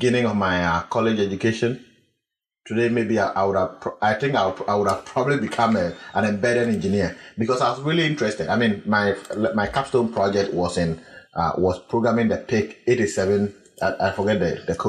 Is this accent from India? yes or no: no; Ghana; moved away as an adult; also born or lived in Accra, Ghana; now in United States; I come from the Bungavu region